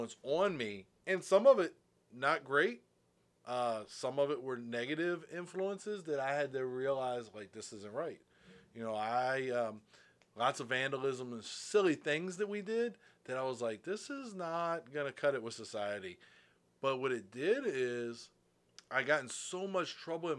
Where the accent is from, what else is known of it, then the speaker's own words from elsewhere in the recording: Morningside, Maryland, United States; I grew up in Morningside, Maryland, which is really weird to explain